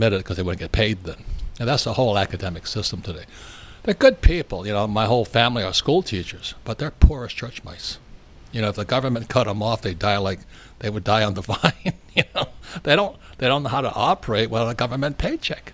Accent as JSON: {"language": "English", "country": "United States", "said": "We're Americans."}